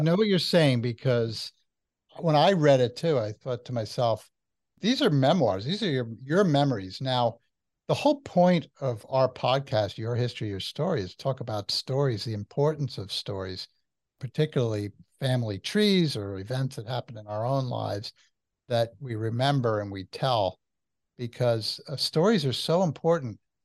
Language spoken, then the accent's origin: English; New Jersey, United States; I'm from New Jersey